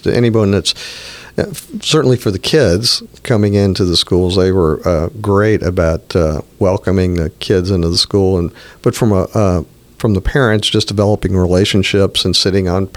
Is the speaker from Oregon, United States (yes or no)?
no; New Orleans, Louisiana, United States; moved away as an adult; also born or lived in Houston / Nashville / Cleveland / Chicago; both of my kids were born in New Orleans, and they both went to my old high school